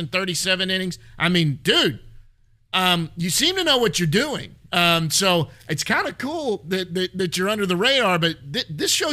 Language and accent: English; Texas, United States; accent: hick; I'm an old Texas. I speak hick